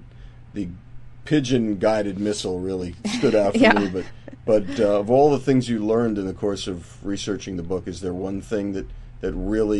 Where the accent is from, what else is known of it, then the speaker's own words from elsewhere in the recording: New York City, New York, United States; growing up in New York City